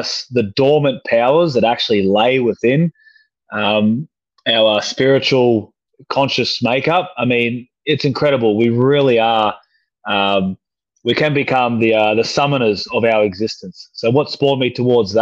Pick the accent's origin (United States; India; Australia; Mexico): Australia; Mission Beach, Queensland; I grew up in North Queensland, a little town called Mission Beach